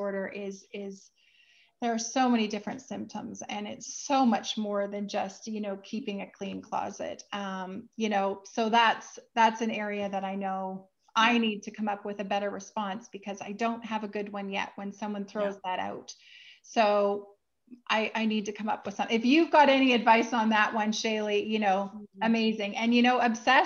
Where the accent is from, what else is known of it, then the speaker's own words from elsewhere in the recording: Vancouver, British Columbia, Canada; my hometown is Vancouver, Canada